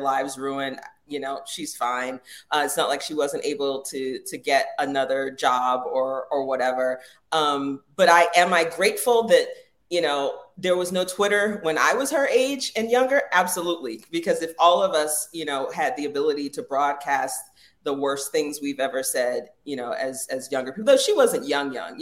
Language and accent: English; Jacksonville, Florida, United States; I grew up in the South. In Jacksonville, Florida, when I was growing up